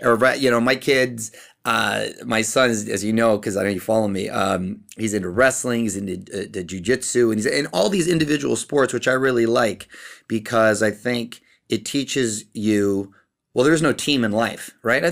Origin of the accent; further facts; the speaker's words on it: Chula Vista, California, United States; moved away as an adult; now in Los Angeles, United States; I'm a kid from Chula Vista, which is a couple hours south, border town, there to Tijuana in Mexico